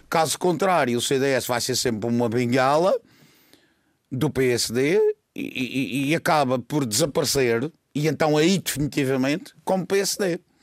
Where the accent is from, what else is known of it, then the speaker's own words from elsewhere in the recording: Madeira, Portugal; eu sou madeirense